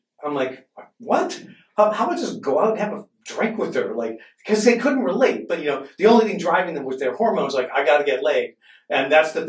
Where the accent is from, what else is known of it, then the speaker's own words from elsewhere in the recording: Boston, Massachusetts, United States; I grew up in Boston